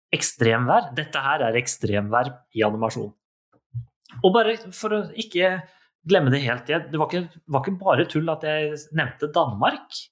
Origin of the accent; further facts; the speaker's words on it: Norway; Vi er nordmenn.